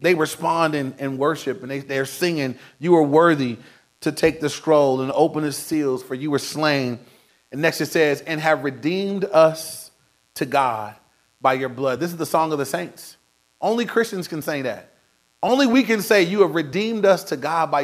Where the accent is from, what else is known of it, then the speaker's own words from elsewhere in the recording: Inglewood, California, United States; Now, I grew up in Inglewood. I was in Inglewood my whole life